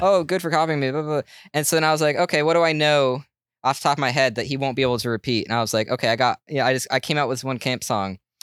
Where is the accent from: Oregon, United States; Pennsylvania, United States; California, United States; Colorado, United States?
Oregon, United States; Portland; I'm from Portland